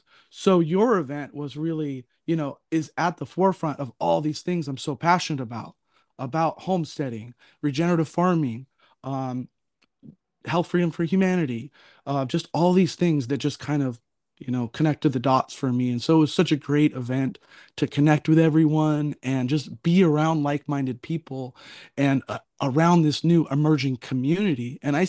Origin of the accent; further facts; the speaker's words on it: California, United States; now in Oregon, United States; because I am from Southern California. I currently live in Oregon